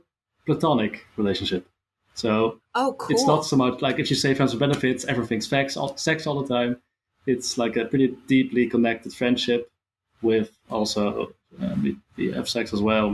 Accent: Netherlands; I'm from the Netherlands

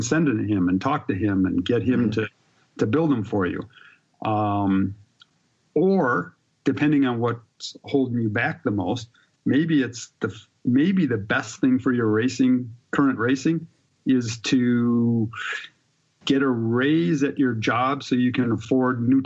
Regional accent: Milwaukee, Wisconsin, United States; born and raised in Wisconsin, in Milwaukee

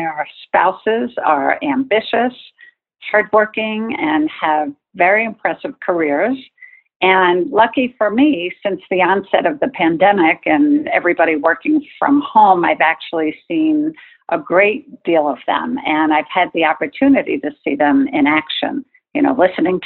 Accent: Long Island, New York, United States; I was born and raised on Long Island in New York

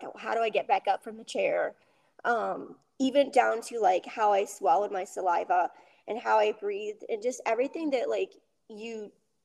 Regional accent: Rhode Island, United States; I lived in Rhode Island

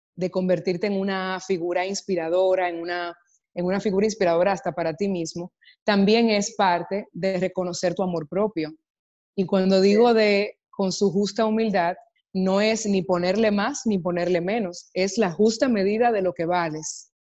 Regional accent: Dominican Republic; el cine que hago es normalmente he eh, consumido en mi país, en República Dominicana

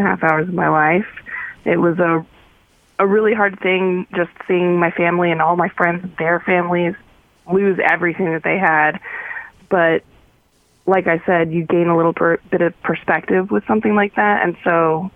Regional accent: Paradise, California, United States; moved away as an adult; also born or lived in Philadelphia; now in Utah, United States; I'm from a really small town called Paradise in California

